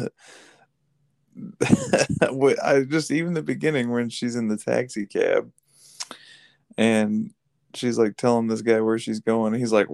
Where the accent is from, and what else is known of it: United States